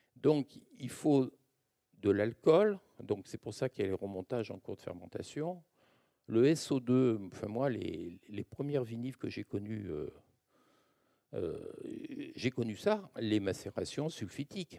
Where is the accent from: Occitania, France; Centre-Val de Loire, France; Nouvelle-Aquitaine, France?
Occitania, France; Languedoc-Roussillon; also born or lived in Narbonne; now in Bordeaux, France; je viens du Languedoc-Roussillon